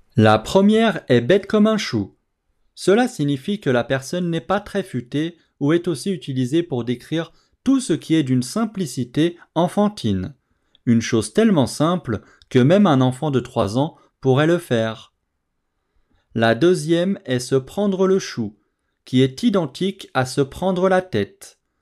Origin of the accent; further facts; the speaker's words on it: France; je suis français